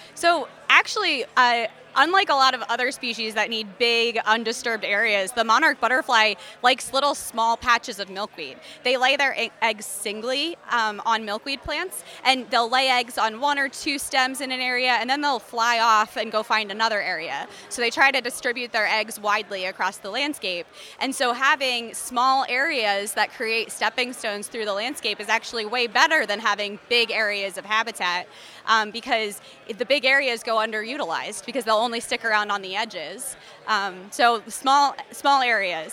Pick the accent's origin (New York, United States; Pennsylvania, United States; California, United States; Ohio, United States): Pennsylvania, United States; Philadelphia; moved away as an adult; also born or lived in Delaware; now in Iowa, United States; Originally, I'm from Philadelphia, um, and then I got my master's at the University of Delaware, and then I came to Iowa State for my PhD